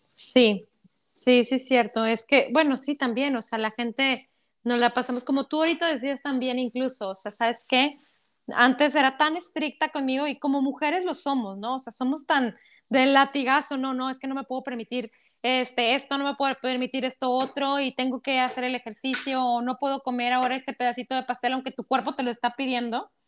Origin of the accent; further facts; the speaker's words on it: Mexico; como mexicanos, yo creo que como vivimos en una cultura de telenovelas